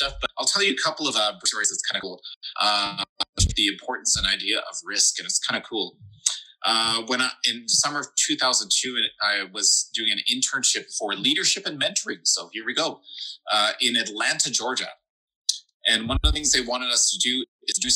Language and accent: English; Regina, Saskatchewan, Canada; I grew up in Regina, Saskatchewan. The biggest building here is like 18 floors or something.